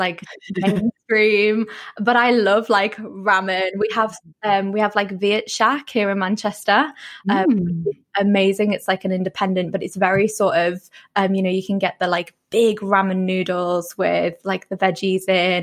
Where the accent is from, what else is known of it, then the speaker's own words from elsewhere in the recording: Poland; moved away; I grew up in Poland